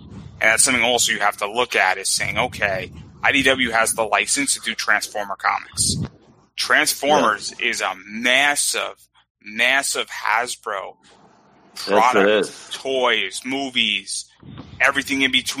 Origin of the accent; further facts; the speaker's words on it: Westchester, New York, United States; So I grew up in Westchester